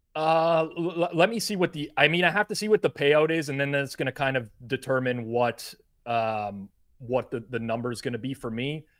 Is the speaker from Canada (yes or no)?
yes; Canada; as a Canadian